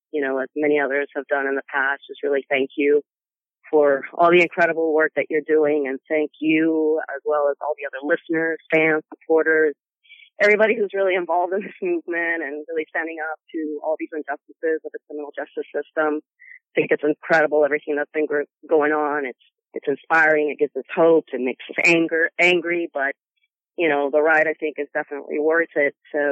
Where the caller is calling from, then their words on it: Sacramento, California, United States; I'm calling from Sacramento, California.